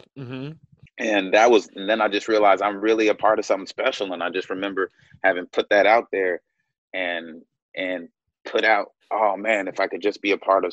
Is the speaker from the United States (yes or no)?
yes; Louisville, Kentucky, United States; moved away as an adult; also born or lived in Cleveland, Ohio / Chicago; I grew up in Louisville, Kentucky